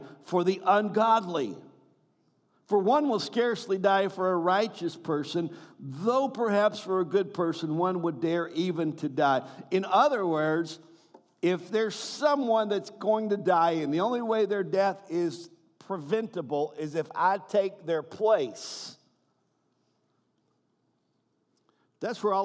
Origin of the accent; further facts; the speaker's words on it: the South, United States; I'm from the South